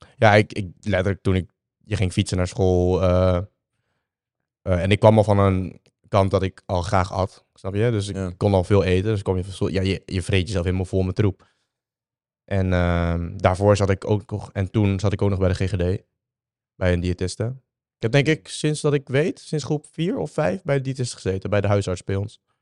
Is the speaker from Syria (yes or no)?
no; Vietnam; moved away; Ik ben geboren in Vietnam.